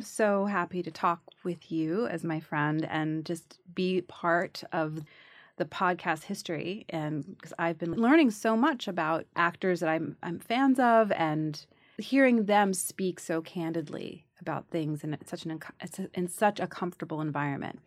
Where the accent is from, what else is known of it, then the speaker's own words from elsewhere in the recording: New York City, New York, United States; I grew up in the Bronx